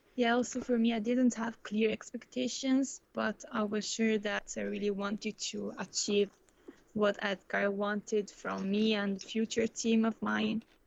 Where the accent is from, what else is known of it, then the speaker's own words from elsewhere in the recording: Italy; moved away as an adult; now in Netherlands; also come from Italy